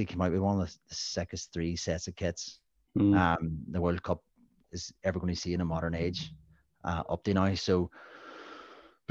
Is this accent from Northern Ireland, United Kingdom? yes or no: yes; Northern Ireland, United Kingdom; I'm from Northern Ireland